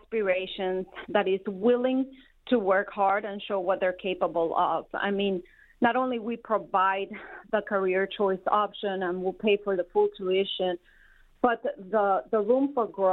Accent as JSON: {"language": "English", "country": "Colombia", "tie": "born or raised there", "also_born_or_lived": "South Carolina", "moved": "as an adult", "lives_now": "Detroit, United States", "said": "I was born and raised in Colombia, South America. I went all the way through high school"}